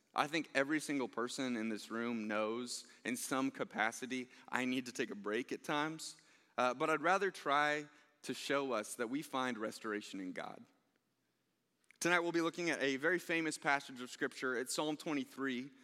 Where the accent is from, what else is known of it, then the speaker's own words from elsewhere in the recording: Overland Park, Kansas, United States; I grew up here in the Blue Valley School District